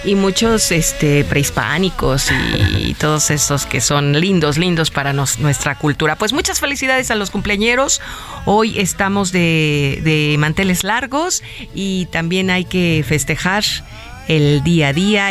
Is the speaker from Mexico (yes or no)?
yes; Mexico; como mexicanos